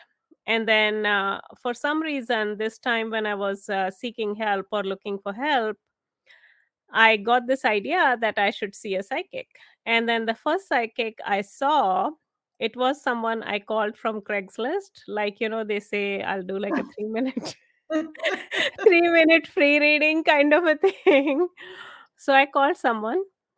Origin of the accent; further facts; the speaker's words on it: India; moved away as an adult; now in United States; I was actually born and raised in India. I came here to the US to do my master's.